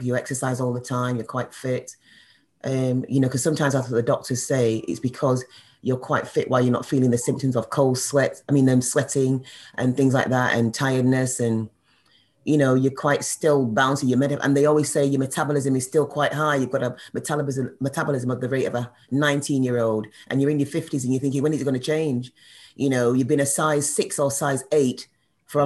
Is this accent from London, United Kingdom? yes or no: no; Manchester, North West England, United Kingdom; I'm calling from Manchester. I'm from Manchester.